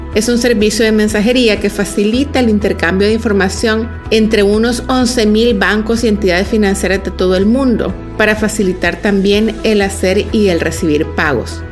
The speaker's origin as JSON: {"language": "Spanish", "country": "El Salvador"}